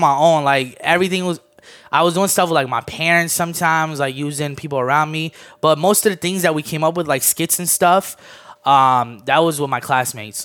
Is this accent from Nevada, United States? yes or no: no; D.C. area, Maryland, United States; moved away as an adult; also born or lived in Armenia / Orlando, Florida; Moved here when I was nine. Always been, um, around the Maryland, D C area